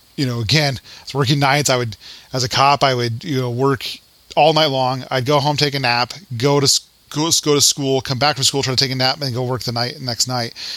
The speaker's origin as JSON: {"language": "English", "region": "Colorado", "country": "United States", "said": "I'm you know from Colorado"}